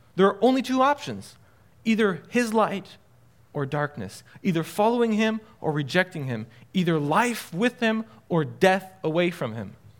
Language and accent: English; France; also born or lived in Illinois; I grew up in France. I'm half French, my father's French, uh, and lived there my entire life